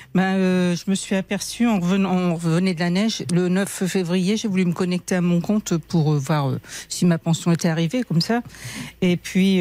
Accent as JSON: {"language": "French", "town": "Harfleur", "region": "Normandy", "country": "France", "lives_now": "Le Havre, France", "said": "au départ, je suis de, Harfleur, à côté. Et ah. après, quand je me suis mariée, euh, on est arrivé au Havre il y a 35 ans"}